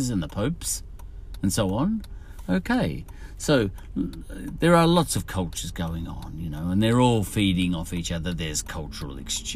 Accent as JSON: {"language": "English", "country": "Australia"}